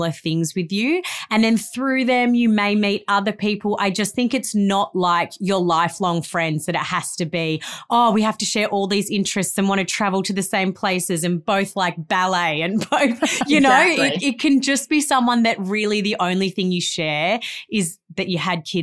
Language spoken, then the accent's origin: English; Melbourne, Victoria, Australia; moved away as an adult; also born or lived in Gold Coast / northern New South Wales; I grew up in Melbourne, moved to the Gold Coast to go to uni.